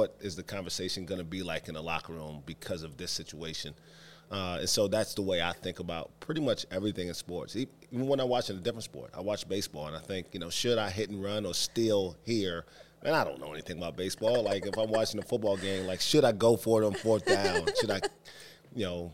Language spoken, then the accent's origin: English; New York, United States; moved away; growing up in New York